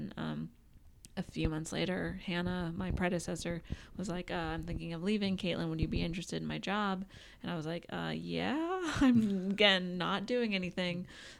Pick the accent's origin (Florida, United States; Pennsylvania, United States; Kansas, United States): Pennsylvania, United States; rural western; moved away as an adult; also born or lived in Boston / New York City; now in Los Angeles, United States; I grew up in rural western Pennsylvania